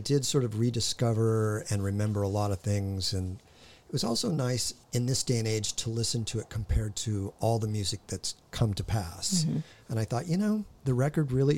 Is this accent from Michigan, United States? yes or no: no; Hawthorne, California, United States; I was born in Hawthorne. I'd still call that L.A.